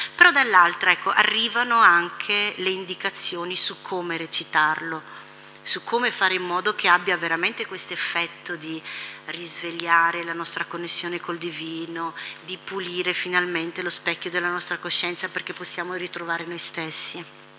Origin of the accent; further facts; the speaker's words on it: Italy; per noi che siamo nati in Italia, tutti all'interno di una tradizione cristiana